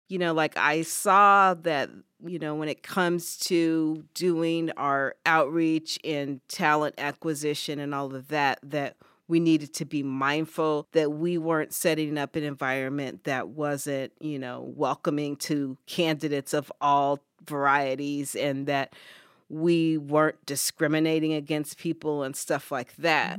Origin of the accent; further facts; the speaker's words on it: California, United States; moved away as an adult; now in Ithaca, United States; I was born and raised in California